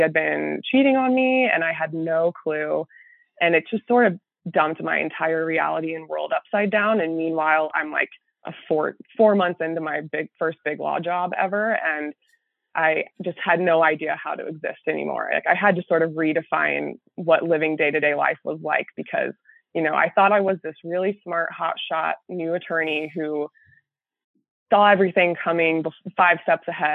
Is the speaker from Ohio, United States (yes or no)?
no; Texas, United States; moved away as an adult; now in St. Louis, United States; I'm from Texas, but I somehow ended up here